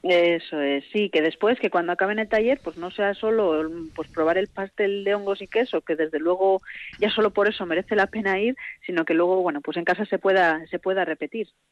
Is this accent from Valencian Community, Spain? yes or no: no; Vitoria-Gasteiz, Basque Country, Spain; yo soy de Vitoria